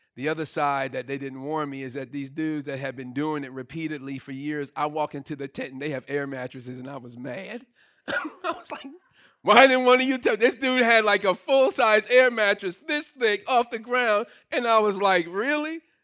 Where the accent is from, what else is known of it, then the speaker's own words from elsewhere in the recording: Brooklyn, New York, United States; moved away; I grew up in Brooklyn and all of my experience was city